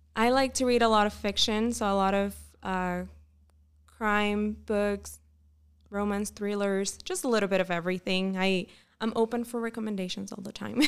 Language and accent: English; Puerto Rico; moved away as an adult; also born or lived in Pennsylvania; now in Utah, United States; am originally from Puerto Rico.